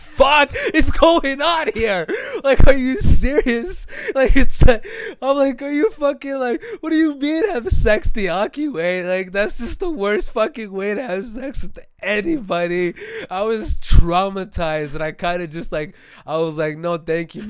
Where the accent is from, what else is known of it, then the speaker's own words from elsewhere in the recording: Phoenix, Arizona, United States; I'm from Phoenix